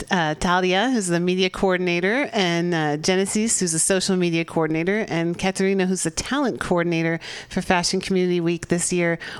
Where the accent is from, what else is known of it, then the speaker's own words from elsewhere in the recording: Czechia; English is a second language; moved away as an adult; now in San Francisco, United States; I'm from the Czech Republic.